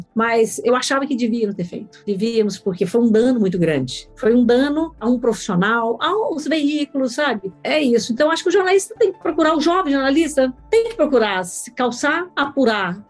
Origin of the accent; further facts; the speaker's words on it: Minas Gerais, Brazil; Eu sou mineira do interior